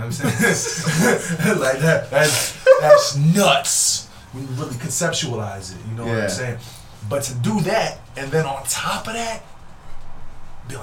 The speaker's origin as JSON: {"language": "English", "town": "Philadelphia", "region": "Pennsylvania", "country": "United States", "tie": "born or raised there", "also_born_or_lived": "Vieques, Puerto Rico (ancestry)", "moved": "yes", "lives_now": "Worcester, United States", "said": "I grew up in North Philly"}